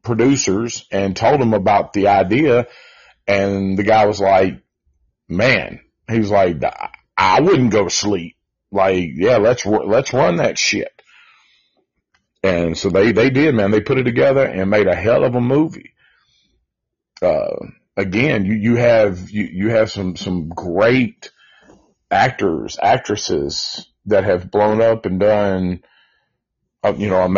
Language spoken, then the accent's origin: English; Nashville, Tennessee, United States; we are from Nashville